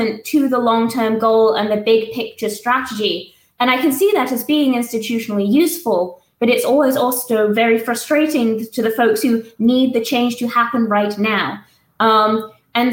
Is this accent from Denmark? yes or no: no; England, United Kingdom; moved away as an adult; now in Tuscaloosa, United States; I used to teach in the UK, I'm English